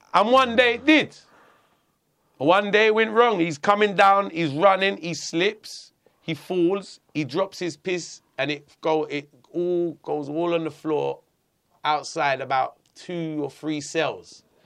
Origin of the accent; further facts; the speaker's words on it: London, United Kingdom; I grew up in Hackney, a, a very multicultural area